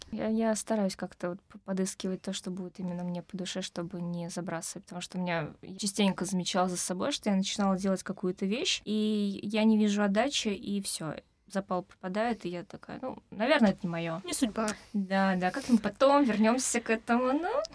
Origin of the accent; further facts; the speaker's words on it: Moscow, Russia; Я из Москвы. Да, я здесь родилась, училась